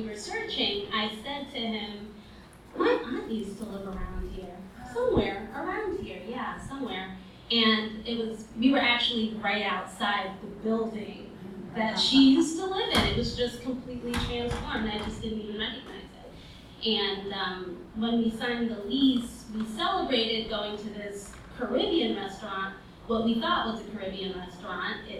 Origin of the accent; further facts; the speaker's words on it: New York City, New York, United States; I grew up in Brooklyn. I grew up in East Flatbush and Mill Basin